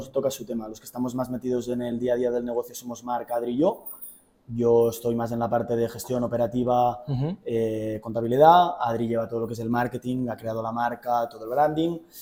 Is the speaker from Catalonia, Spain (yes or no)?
yes; Girona, Catalonia, Spain; vengo de Girona, tengo 27 años